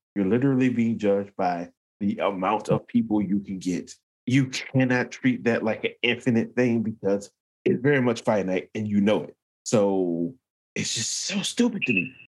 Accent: England, United Kingdom; I'm an English guy

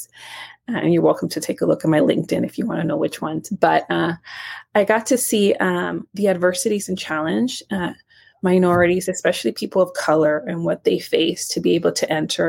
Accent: Nicaragua; now in United States; I'm actually not even from the U.S. I was born in Central America and Nicaragua.

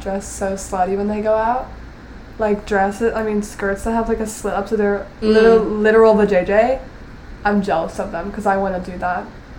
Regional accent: United States; accent: American; that's my worst one. Is being American.

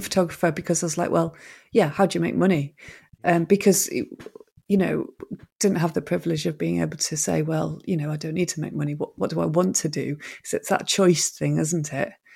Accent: Manchester, North West England, United Kingdom; I'm actually from Manchester

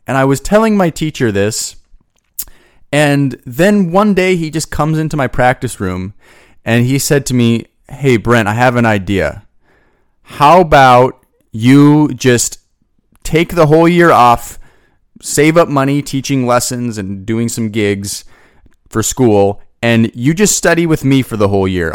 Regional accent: Boise, Idaho, United States; moved away; I'm originally from Boise, Idaho

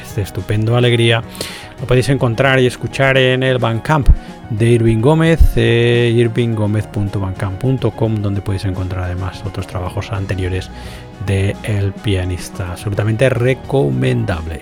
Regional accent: Galicia, Spain; como gallego también, como gallego que soy

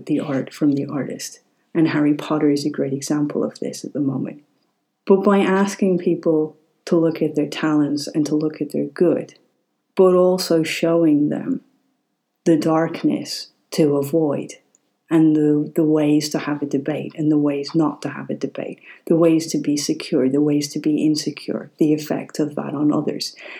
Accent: Ireland; growing up in Ireland

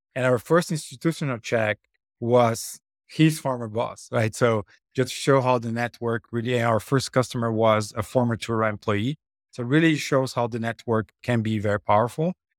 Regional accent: Brazil; moved away as an adult; I'm originally from Brazil, I had moved to come into bus-, business school

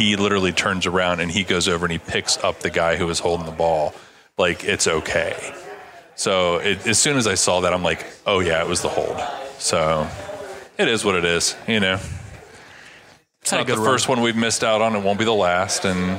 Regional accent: Canton, Ohio, United States; growing up in Pro Football Hall of Fame town, you kind of, you pick more individuals than you do teams most of the time.

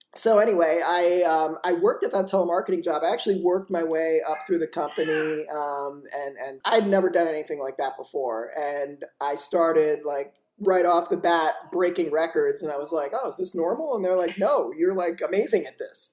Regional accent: Boca Raton, Florida, United States; also born or lived in New York; i was born in new york and then grew up in uh, boca raton florida

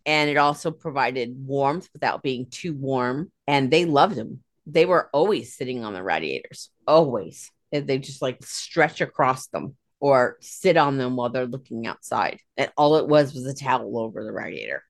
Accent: United States; also born or lived in New York / New Jersey; I am from Pennsylvania, New York, New Jersey. We say radiator

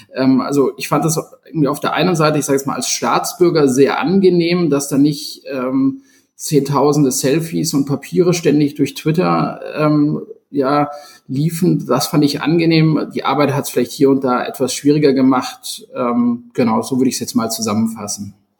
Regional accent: Munich, Bavaria, Germany; als gebürtiger Münchner

